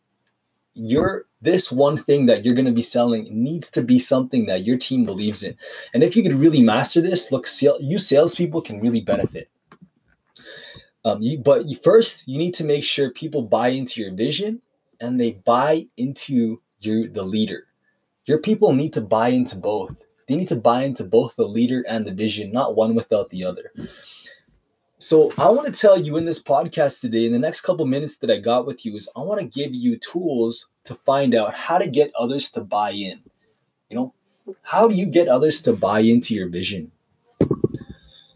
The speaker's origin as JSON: {"language": "English", "town": "Calgary", "region": "Alberta", "country": "Canada", "said": "I'm from Calgary"}